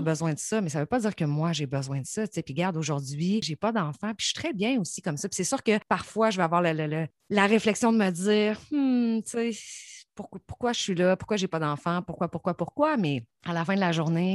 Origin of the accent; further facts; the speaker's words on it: Saint-Georges, Quebec, Canada; moved away; je viens de Saint-Georges